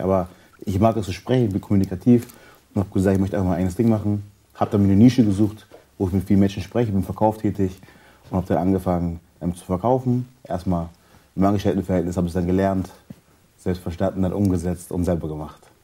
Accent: Germany; ich lebe in Deutschland, ich bin hier groß geworden, ich bin hier geboren

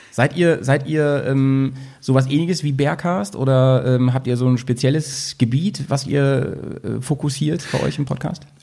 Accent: Schaumburg, Lower Saxony, Germany; now in Bremen, Germany; ich komme aus Schaumburg

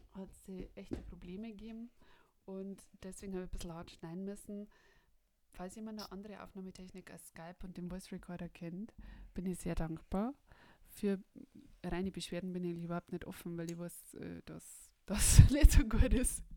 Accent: Bavaria, Germany; ich komme von uns aus Bayern

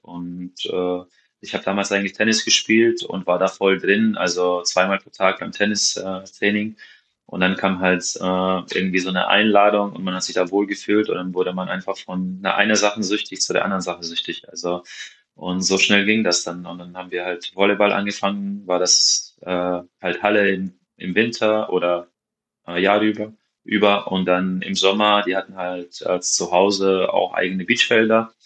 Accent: Maribor, Drava, Slovenia; German is a second language; moved away as an adult; also born or lived in Hawaii / Sweden / France / Witten; da ich ja hier aufgewachsen bin in Maribor

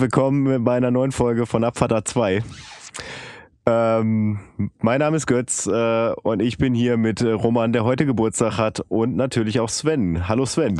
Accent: Bielefeld, North Rhine-Westphalia, Germany; moved away; ich bin zwar in Bielefeld geboren und aufgewachsen, aber wirklich am, am letzten Zipfel von Bielefeld, das ist Bielefeld-Ubedissen

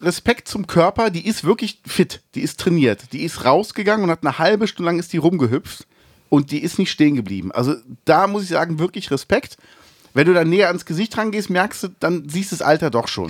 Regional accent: Cologne, North Rhine-Westphalia, Germany

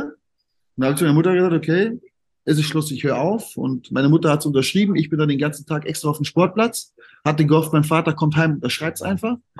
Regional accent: Siegerland, North Rhine-Westphalia, Germany; also born or lived in Cologne; ich bin ja, ich bin ja eigentlich gebürtiger Kölner. Ähm, meine Eltern kommen ja beide aus dem Siegerland. Ja. Und dann bin ich mit viereinhalb, also ich weiß es nicht mehr, aber bin ich anscheinend zurück ins Siegerland gezogen. Und von daher habe ich ja dort meine ganze Jugend und meine ganze Kindheit verbracht

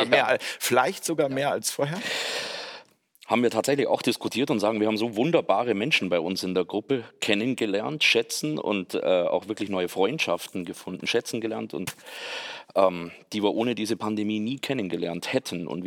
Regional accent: Bavaria, Germany; als Allgäuer ist man da sehr verwöhnt, was die landschaftlichen Möglichkeiten anbelangt.

